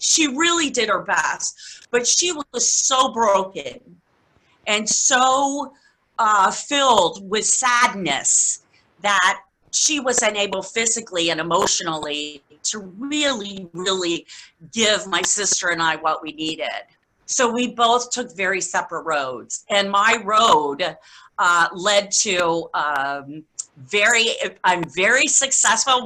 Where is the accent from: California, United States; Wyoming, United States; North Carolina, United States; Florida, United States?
Florida, United States; Key West; I was born and raised in Key West, Florida